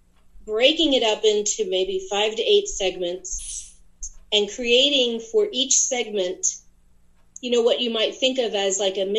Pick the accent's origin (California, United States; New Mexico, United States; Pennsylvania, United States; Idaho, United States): Pennsylvania, United States; Lebanon County; also born or lived in Allentown, Pennsylvania; I grew up in Lebanon County.